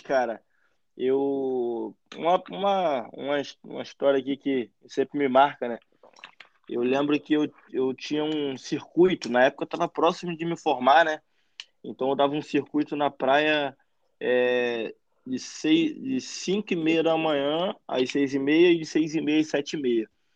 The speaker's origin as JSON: {"language": "Portuguese", "town": "Araruama", "region": "Rio de Janeiro", "country": "Brazil", "tie": "born or raised there", "also_born_or_lived": "Nilópolis, Rio de Janeiro", "said": "Eu nasci em Nilópolis, Rio de Janeiro, mas ah, moro e passei boa parte da minha vida em Araruama"}